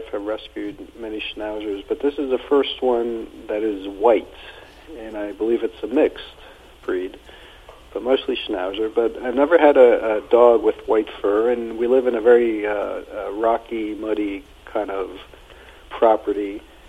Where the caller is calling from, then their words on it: Center Valley, Pennsylvania, United States; Center Valley, Pennsylvania.